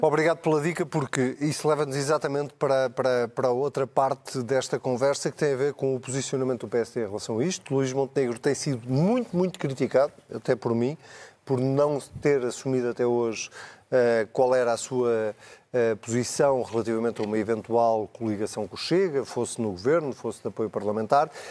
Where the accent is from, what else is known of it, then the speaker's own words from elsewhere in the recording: Leiria, Centro, Portugal; eu sou de Leiria